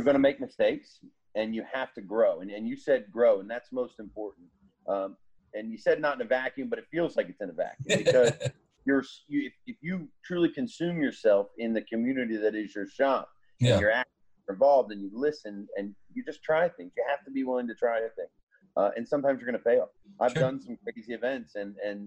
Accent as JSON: {"language": "English", "region": "Pennsylvania", "country": "United States", "moved": "yes", "lives_now": "Virginia, United States", "said": "I'm a Yankee, you know, I'm from Pennsylvania"}